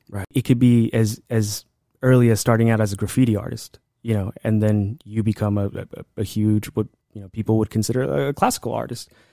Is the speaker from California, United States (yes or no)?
yes; Los Angeles, California, United States; I grew up at here in Highland Park